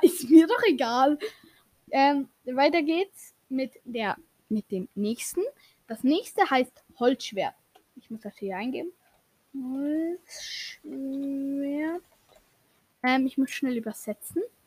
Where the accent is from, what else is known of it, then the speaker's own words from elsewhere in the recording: Switzerland; Und ich als Schweizer weiß